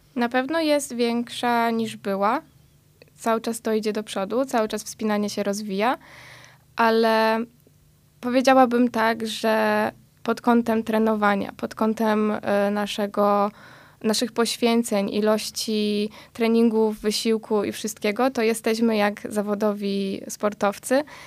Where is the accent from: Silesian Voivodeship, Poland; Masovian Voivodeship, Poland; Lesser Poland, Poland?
Lesser Poland, Poland; Tarnów; jesteśmy z Tarnowa